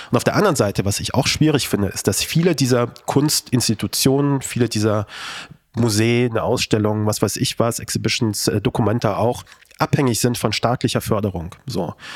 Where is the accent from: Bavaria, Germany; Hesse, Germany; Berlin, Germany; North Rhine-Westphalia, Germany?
Hesse, Germany; Kassel; moved away; Ich bin aus Kassel. Meine Eltern leben noch dort